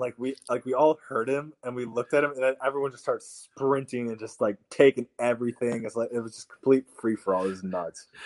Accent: Iowa, United States; we lived in Iowa

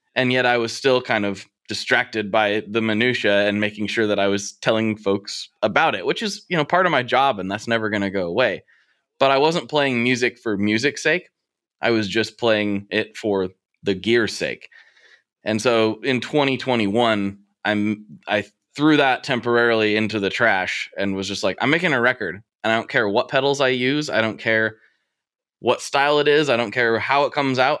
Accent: Portland, United States; here in my hometown

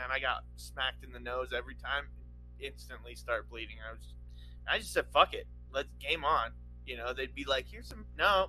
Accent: Nevada, United States; And a lot of it was where I lived growing up in Nevada, just the dry.

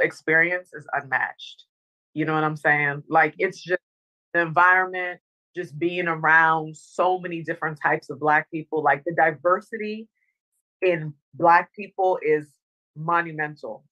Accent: Northern Virginia, United States; also born or lived in Dominica; I grew up in Northern Virginia

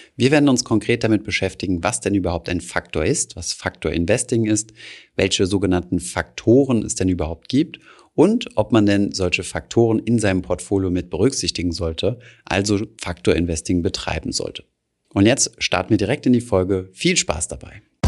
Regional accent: Germany; bei uns in Deutschland

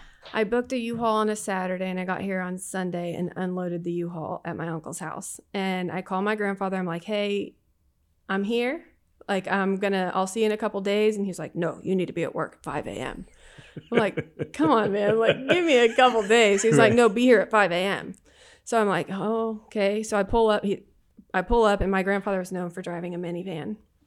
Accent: Kansas, United States; now in Houston, United States; So I grew up in a small town in Southeast Kansas. I grew up on a farm.

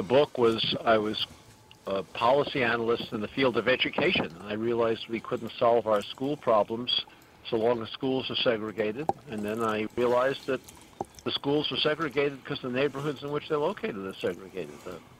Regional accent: New York City, New York, United States; New York. Queens.

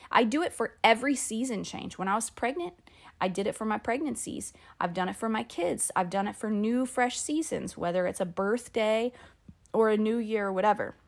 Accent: Phoenix, Arizona, United States; moved away; I'm from Phoenix. And so it all happened in Phoenix, in my hometown, where I graduated from high school

